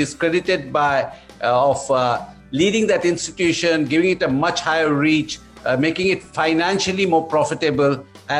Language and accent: English; South India, India; also born or lived in Delhi / Mumbai / Bangalore; I'm from South India, but I've lived my life in Delhi, in Mumbai, in Bangalore, in many parts of the country.